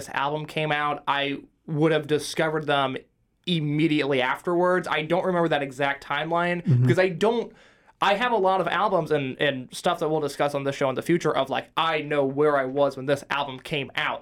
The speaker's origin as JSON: {"language": "English", "region": "Indiana", "country": "United States", "said": "I'm from Indiana"}